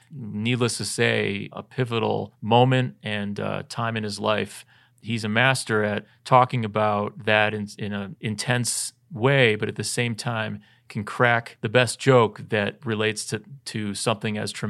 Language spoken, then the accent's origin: English; United States; I am a, I'm an American of color.